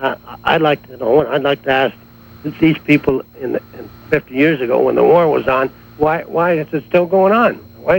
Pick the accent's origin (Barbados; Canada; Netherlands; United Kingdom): Canada; I feel I'm as much a native as an Indian. I was born in this country.